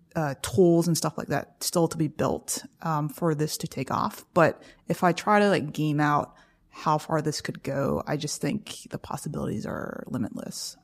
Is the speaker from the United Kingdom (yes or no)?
no; South Carolina, United States; moved away; I come from South Carolina